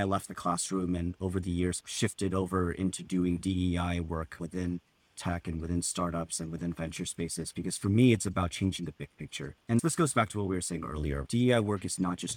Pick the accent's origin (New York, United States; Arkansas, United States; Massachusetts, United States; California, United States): California, United States; Southern; Really proud to have grown up in Southern California